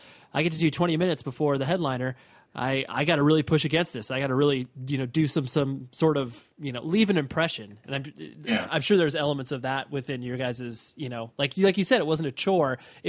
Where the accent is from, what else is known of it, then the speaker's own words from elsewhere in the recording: Midwest, United States; we're from the Midwest, we're from a big city, but essentially people still have no idea where we actually are living